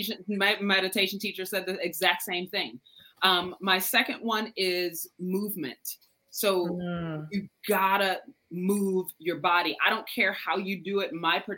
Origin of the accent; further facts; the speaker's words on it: Chicago, Illinois, United States; I grew up in Chicago, so that's our heritage.